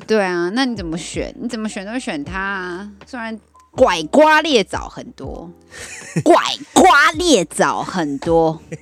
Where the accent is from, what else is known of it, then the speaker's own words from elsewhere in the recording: Taiwan; 因为我们台湾人是有点害怕，小小胆小的台湾人